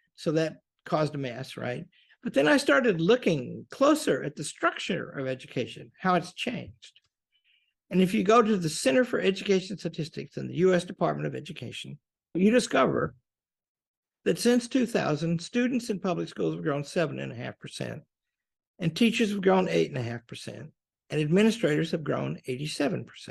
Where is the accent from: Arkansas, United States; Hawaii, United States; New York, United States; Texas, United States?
Arkansas, United States; Pocahontas; I grew up in Pocahontas, Arkansas.